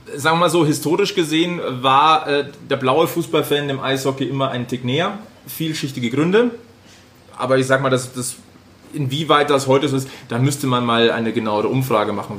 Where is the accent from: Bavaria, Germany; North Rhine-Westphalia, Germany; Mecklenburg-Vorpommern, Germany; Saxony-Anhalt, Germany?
Bavaria, Germany; Munich; als Münchner